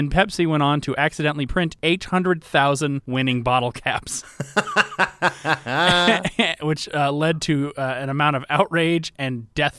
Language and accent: English; Georgia, United States; Yeah, but we're from Georgia, and Coke started in Atlanta, so...